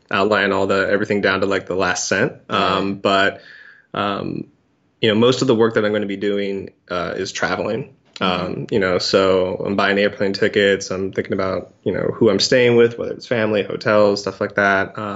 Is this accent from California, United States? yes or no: yes; California, United States; born there; I was born in Cali. I still have family there.